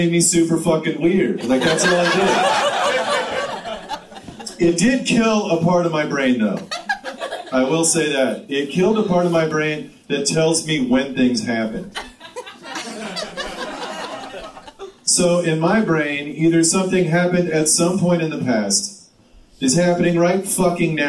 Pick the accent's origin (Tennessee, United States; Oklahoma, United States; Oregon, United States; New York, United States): Oregon, United States; Tillamook; now in Portland, United States; I grew up in Tillamook.